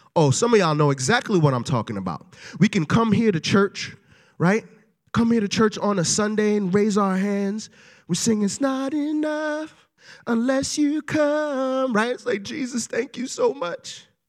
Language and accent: English; New York City, New York, United States; moved away; I am originally from Brooklyn, New York.